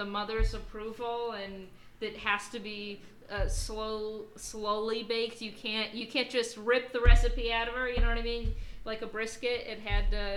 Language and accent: English; New Jersey, United States; I'm from New Jersey